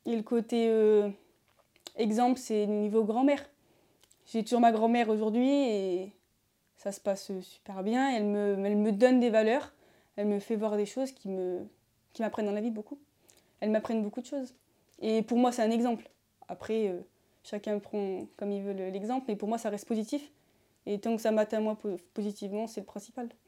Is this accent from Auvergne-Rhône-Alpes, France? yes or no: yes; Beaucroissant, Auvergne-Rhône-Alpes, France; je suis euh, de Beaucroissant, en Isère